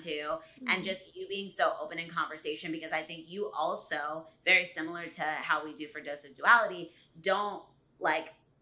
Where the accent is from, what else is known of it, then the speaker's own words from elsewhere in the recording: Virginia Beach, Virginia, United States; now in New Jersey, United States; I am from Virginia Beach originally, and I will always claim that as my home